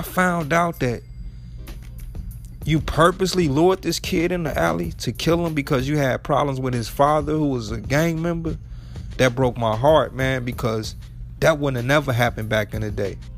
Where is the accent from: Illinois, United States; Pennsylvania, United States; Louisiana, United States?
Illinois, United States; Chicago; I'm from Chicago